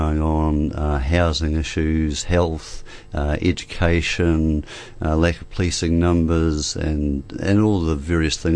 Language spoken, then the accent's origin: English; Dunedin, Otago, New Zealand; I've been born and bred in Dunedin, and I've lived here my whole life